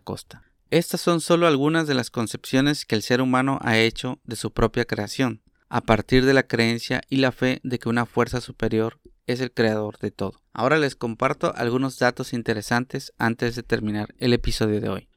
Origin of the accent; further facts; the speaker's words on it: Mexico; lo que nos toca a nosotros como mexicanos